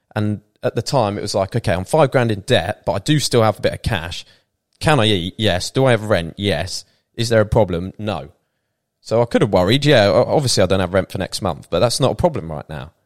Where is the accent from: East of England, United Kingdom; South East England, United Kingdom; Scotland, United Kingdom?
East of England, United Kingdom; Peterborough; moved away as an adult; also born or lived in Bournemouth; now in Thailand; we grew up in Peterborough